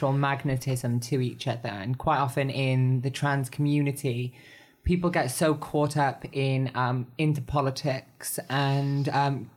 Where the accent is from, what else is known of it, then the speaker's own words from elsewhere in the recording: Wales, United Kingdom; we're both Welsh and blonde